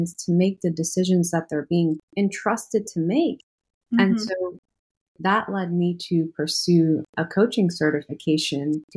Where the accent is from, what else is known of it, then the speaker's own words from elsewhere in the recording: New York City, New York, United States; moved away as an adult; now in North Carolina, United States; I'm originally from New York City, but I've been in North Carolina since 2018